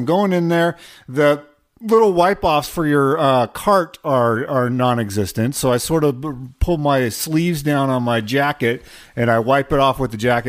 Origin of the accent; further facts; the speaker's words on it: Pacific Northwest, United States; growing up in the Great Pacific Northwest